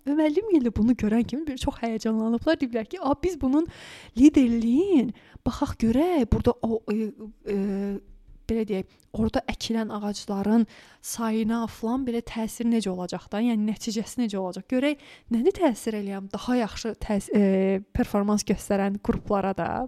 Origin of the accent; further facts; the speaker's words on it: Lankaran, Azerbaijan; moved away; bax mən Lənkəranlıyam.